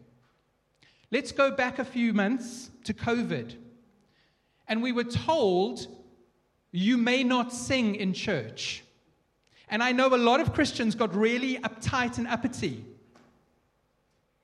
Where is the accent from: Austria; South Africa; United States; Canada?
South Africa; I'm South African